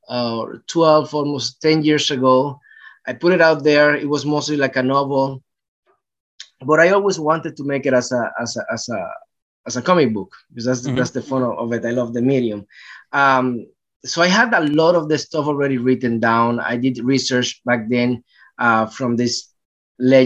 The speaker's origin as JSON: {"language": "English", "country": "Puerto Rico", "tie": "born or raised there", "also_born_or_lived": "New York", "moved": "as an adult", "lives_now": "Los Angeles, United States", "said": "I grew up in Puerto Rico"}